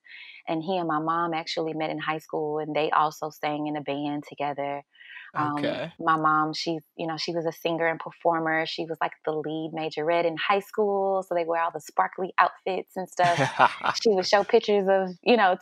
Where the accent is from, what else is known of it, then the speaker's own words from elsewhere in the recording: Houston, Texas, United States; I'm originally from Houston, Texas.